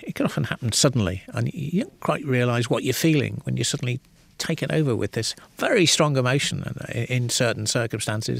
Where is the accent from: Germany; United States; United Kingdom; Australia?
United Kingdom; Liverpool, North West England; I grew up in the northwest of England